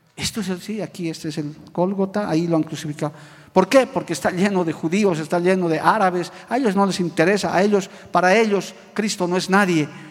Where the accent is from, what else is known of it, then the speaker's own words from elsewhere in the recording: Bolivia; muy contento de haber nacido en esta tierra. Soy boliviano